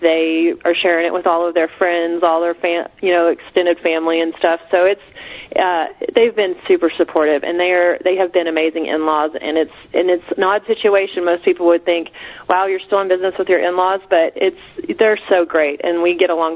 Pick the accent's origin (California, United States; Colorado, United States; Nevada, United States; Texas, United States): Texas, United States; Texas Panhandle, United States; moving back to the area I grew up in the Texas Panhandle